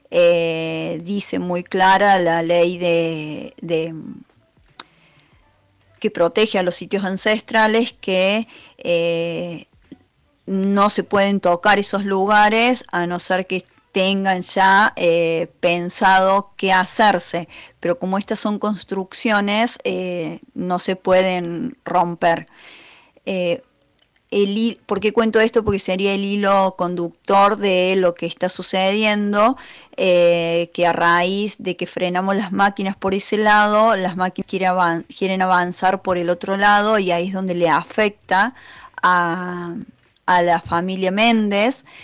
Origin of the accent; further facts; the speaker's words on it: Santa María de Punilla, Córdoba, Argentina; yo soy de Santa María de Punilla y estamos con varias irregularidades en este sector en relación al trazado de la autovía.